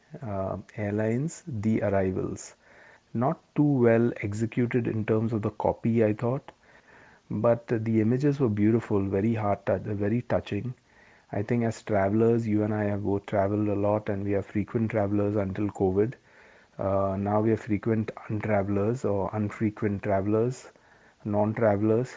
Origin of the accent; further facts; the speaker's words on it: Mumbai, Maharashtra, India; moved away as an adult; now in United Kingdom; We grew up in Bombay.